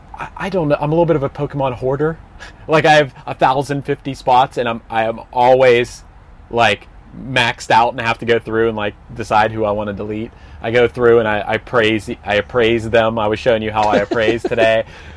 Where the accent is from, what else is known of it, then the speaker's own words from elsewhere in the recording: Pennsylvania, United States; we went out to this small town called Charleroi, which is near the town where I grew up in Pennsylvania.